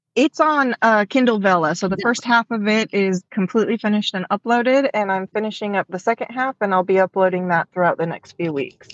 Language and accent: English; Washington, United States; now in Texas, United States; I was born and raised in Washington